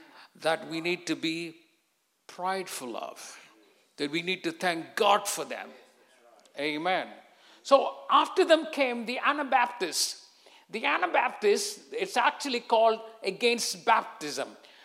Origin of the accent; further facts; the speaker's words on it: England, United Kingdom; And I came from England.